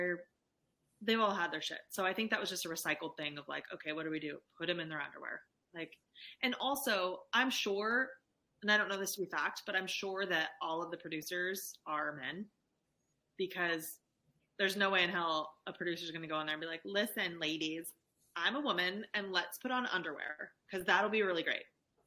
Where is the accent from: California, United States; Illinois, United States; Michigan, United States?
California, United States; Like, we're from California.